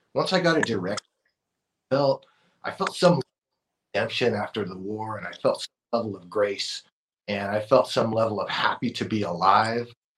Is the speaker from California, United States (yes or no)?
yes; Oxnard, California, United States; I grew up in in Oxnard, California in the 90s